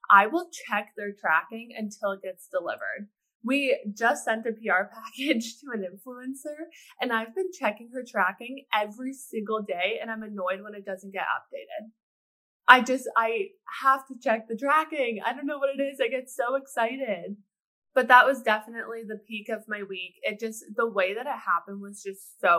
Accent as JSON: {"language": "English", "country": "Canada", "moved": "yes", "lives_now": "Pittsburgh, United States", "said": "I'm Canadian"}